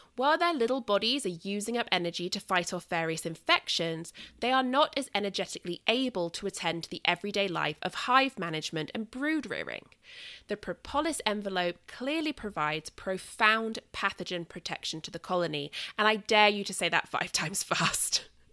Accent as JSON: {"language": "English", "region": "southern England", "country": "United Kingdom", "accent": "southern England", "moved": "yes", "said": "my accent is southern England"}